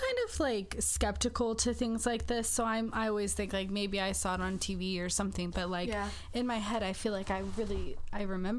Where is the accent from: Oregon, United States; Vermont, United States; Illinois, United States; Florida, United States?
Oregon, United States; St. Helens; downtown where I grew up in St. Helens.